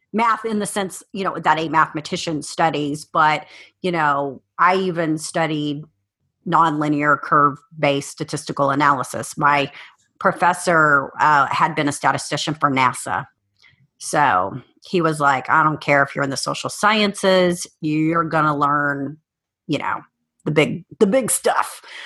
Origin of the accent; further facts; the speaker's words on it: South Texas, United States; moved away as an adult; also born or lived in Cheyenne, Wyoming; I spent most of my childhood in South Texas